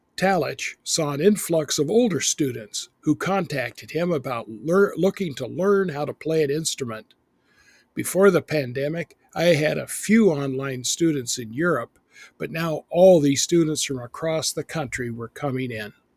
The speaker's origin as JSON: {"language": "English", "town": "Boise", "region": "Idaho", "country": "United States", "tie": "born or raised there", "also_born_or_lived": "Texas", "moved": "yes", "said": "when I was growing up in Boise, Idaho"}